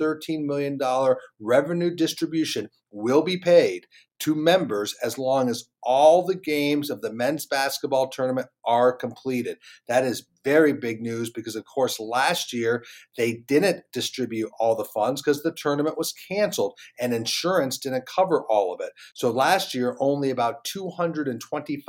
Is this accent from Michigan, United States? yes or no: no; North Carolina, United States; my home state of North Carolina